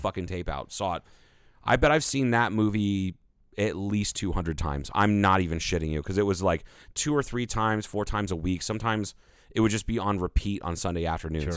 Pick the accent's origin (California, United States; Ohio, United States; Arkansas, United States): Ohio, United States; I am from Ohio